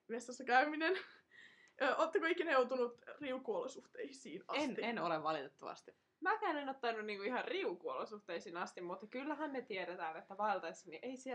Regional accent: Tampere, Pirkanmaa, Finland; Ollaan tamperelaisia.

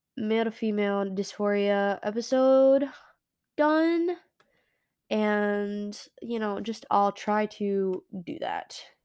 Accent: United States; America. Yeah, I am definitely an American bean.

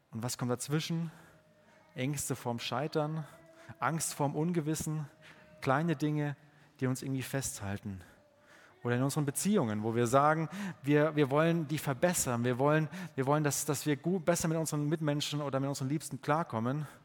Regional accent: Bavaria, Germany; ich komme ja aus dem Allgäu und das ist ein bayerischer Satz.

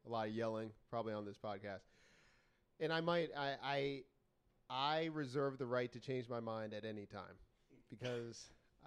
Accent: New England, United States; I was born in New England

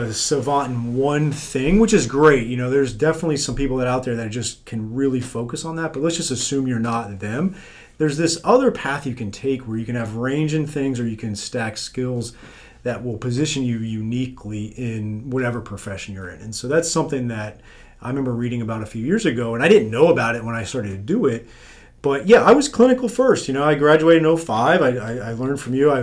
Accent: South Florida, United States; I'm from South Florida

